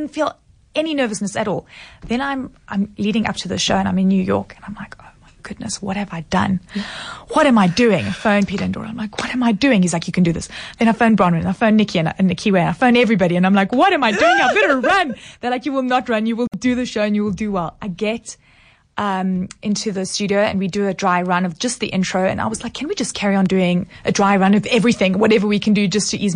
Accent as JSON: {"language": "English", "country": "South Africa", "said": "as South Africans"}